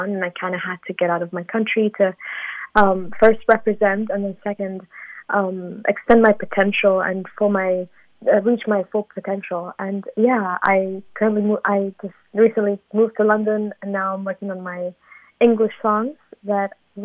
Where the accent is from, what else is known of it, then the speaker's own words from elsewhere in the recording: Sulaymaniyah, Kurdistan Region, Iraq; I'm from Slemani, and Slemani is a city in the region